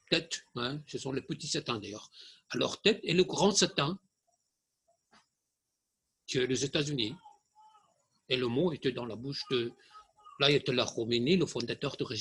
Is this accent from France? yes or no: no; Germany; Je suis allemand, je suis allemand d'origine iranienne, mais il peut dire la vérité.